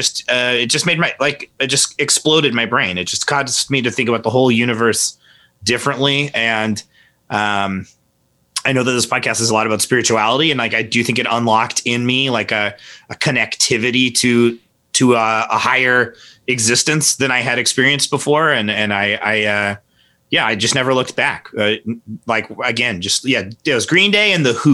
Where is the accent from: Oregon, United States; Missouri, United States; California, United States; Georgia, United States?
Missouri, United States; Kansas City; also born or lived in Warrensburg; born and raised Kansas City, lived here pretty much my whole life